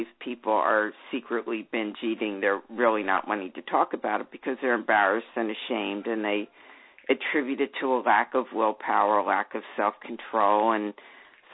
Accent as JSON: {"language": "English", "town": "Philadelphia", "region": "Pennsylvania", "country": "United States", "tie": "born or raised there", "said": "I grew up in Philadelphia"}